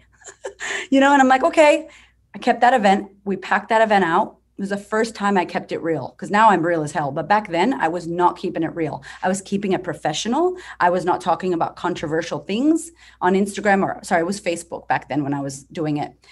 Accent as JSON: {"language": "English", "country": "United States", "moved": "as an adult", "lives_now": "Australia", "said": "I'm from America"}